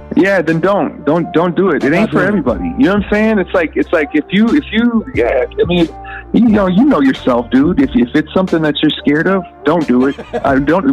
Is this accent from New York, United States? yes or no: no; Minneapolis, Minnesota, United States; I'm from Minneapolis